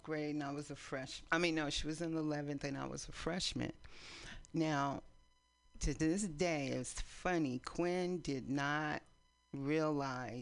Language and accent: English; East Palo Alto, California, United States; moved away as an adult; also born or lived in San Francisco, United States; now in Oakland, United States; We grew up in East Palo Alto.